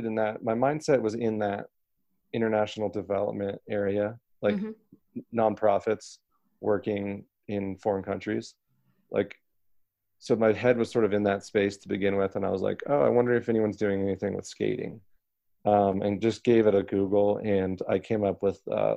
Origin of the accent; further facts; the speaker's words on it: United States; I have an American passport